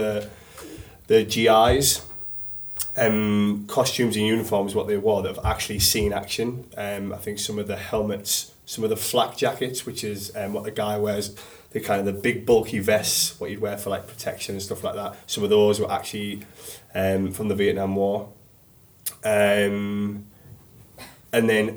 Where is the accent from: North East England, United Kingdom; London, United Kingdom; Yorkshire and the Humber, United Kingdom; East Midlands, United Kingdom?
North East England, United Kingdom; I'm from the northeast of England